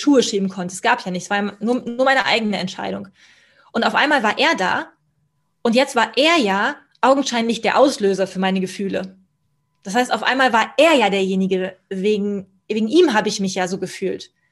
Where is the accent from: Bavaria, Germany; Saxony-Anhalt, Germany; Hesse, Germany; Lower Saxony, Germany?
Bavaria, Germany; Kempten; ich bleibe in Kempten, in meiner, meiner Heimatstadt